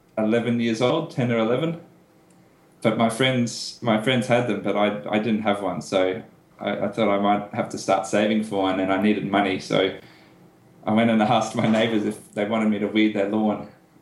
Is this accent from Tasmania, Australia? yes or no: no; Brisbane, Queensland, Australia; also born or lived in United Kingdom / United States; I was born and raised in Brisbane, but have lived in the UK and the United States for a year or two. But yeah, live in Brisbane.